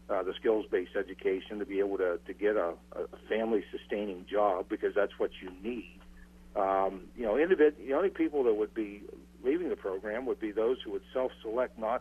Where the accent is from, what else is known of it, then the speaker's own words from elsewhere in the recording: Pennsylvania, United States; I'm from Pennsylvania